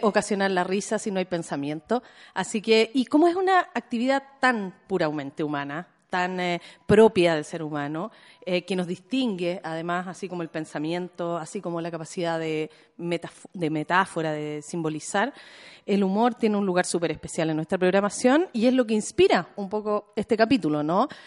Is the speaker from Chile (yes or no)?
yes; Chile